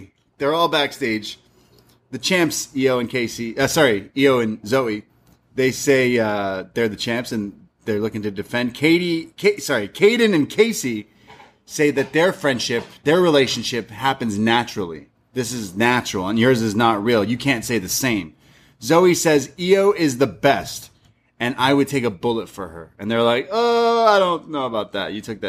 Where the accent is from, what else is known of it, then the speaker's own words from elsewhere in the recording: Canada; that's true. We're Canadian.